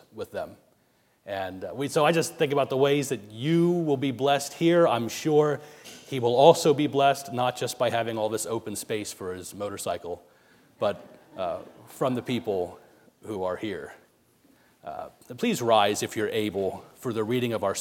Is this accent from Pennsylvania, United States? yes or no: yes; Lancaster County, Pennsylvania, United States; moved away; also born or lived in Pittsburgh, Pennsylvania; I'm originally from Lancaster County, so this, what we're surrounded by here, seems like home to me